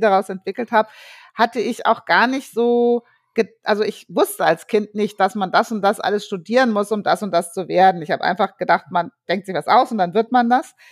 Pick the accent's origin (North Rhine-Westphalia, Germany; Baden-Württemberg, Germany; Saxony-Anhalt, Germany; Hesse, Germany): Hesse, Germany; Frankfurt; also born or lived in Darmstadt; ich bin ja in Frankfurt groß geworden, Frankfurt und Darmstadt